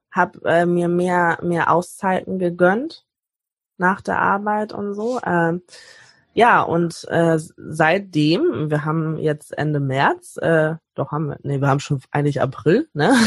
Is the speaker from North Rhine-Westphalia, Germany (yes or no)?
no; Hamburg, Germany; ich komme aus Hamburg